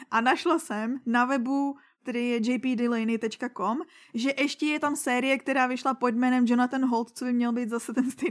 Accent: Litvínov, Ústí nad Labem Region, Czechia; A tady u nás v Litvínové byla letos zpráva.

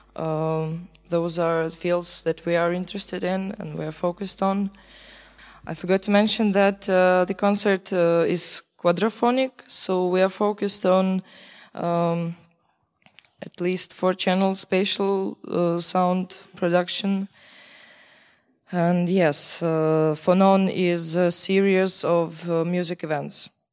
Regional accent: Belarus; moved away as an adult; now in Czech Republic; I am from Belarus. Uh, I study in Czech Republic for uh, for years now

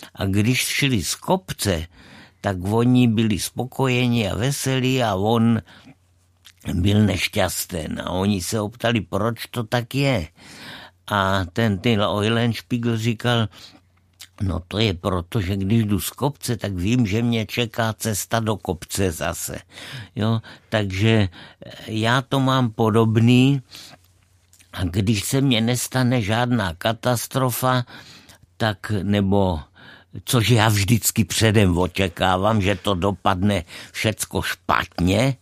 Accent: Brno, South Moravian Region, Czechia; odkud pocházím z Brna

